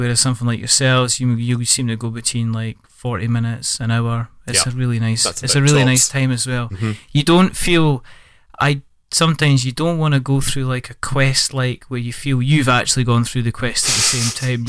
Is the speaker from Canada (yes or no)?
no; Scotland, United Kingdom; I'm Scottish.